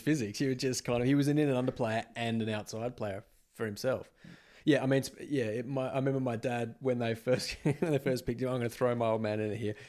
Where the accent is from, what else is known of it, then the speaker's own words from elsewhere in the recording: Western Australia, Australia; moved away as an adult; I'd always lived in W A up until about those sort of two thousand five, two thousand six Yeah, I'm, I moved away from Western Australia in two thousand five